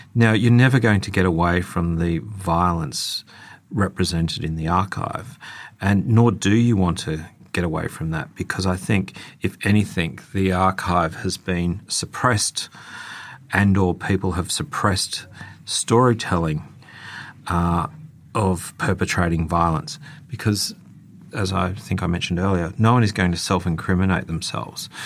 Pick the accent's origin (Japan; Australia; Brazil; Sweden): Australia